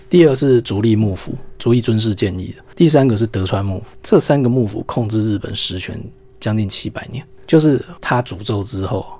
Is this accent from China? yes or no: no; Taiwan; 因为我们台湾人